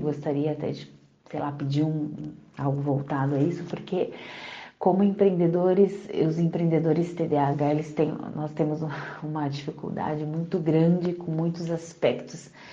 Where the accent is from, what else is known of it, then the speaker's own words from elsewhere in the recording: Congonhas, Minas Gerais, Brazil; now in Suzano, Brazil; eu nasci em Congonhas, Minas Gerais e atualmente eu moro aqui em Suzano, São Paulo